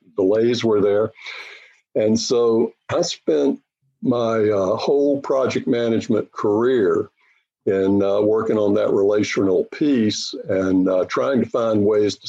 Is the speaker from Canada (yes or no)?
no; North Carolina, United States; moved away; I grew up in North Carolina